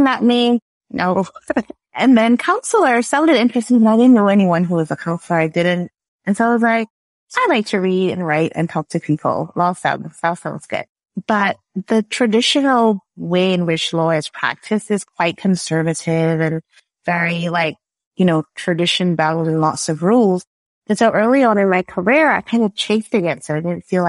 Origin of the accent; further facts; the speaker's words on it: Barbados; now in Canada; I am a Canadian / Bajan. I grew up in Barbados. That's where the accent is from